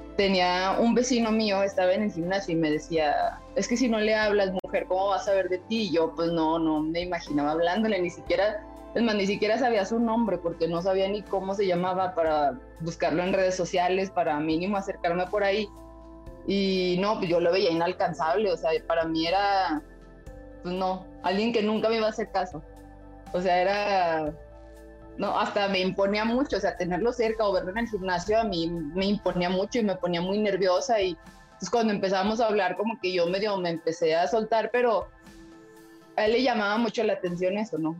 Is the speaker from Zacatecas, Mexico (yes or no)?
yes; Zacatecas, Mexico; Tenemos ocho años juntos y, y somos de Zacatecas